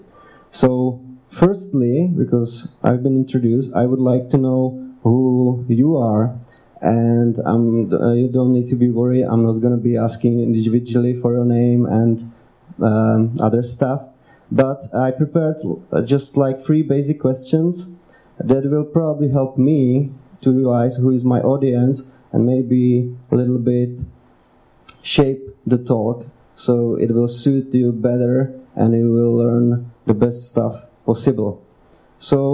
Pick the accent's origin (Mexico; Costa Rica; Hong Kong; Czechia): Czechia; I'm from Czech Republic, I'm running Czech Association